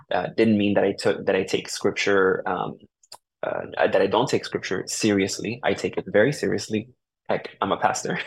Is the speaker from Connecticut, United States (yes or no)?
yes; New Haven, Connecticut, United States; also born or lived in Puerto Rico; I was born here in New Haven, Connecticut, um, and was raised for the most part here in New Haven